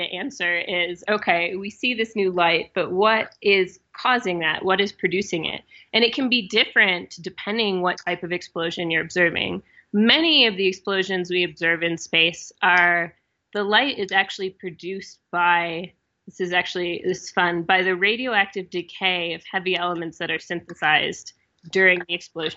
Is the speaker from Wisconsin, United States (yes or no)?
yes; Wisconsin, United States; I am from Wisconsin